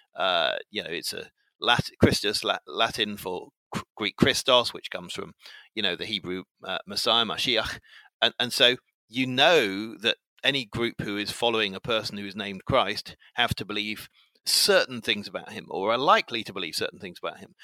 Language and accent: English; England, United Kingdom; I'm uh, 48 and I'm English